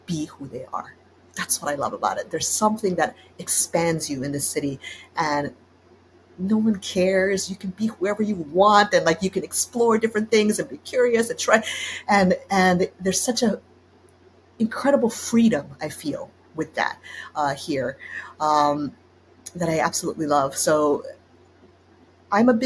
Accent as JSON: {"language": "English", "region": "Hawaii", "country": "United States", "tie": "born or raised there", "also_born_or_lived": "Japan / Netherlands / Spain", "moved": "yes", "lives_now": "New York, United States", "said": "I had such an unusual childhood growing up there"}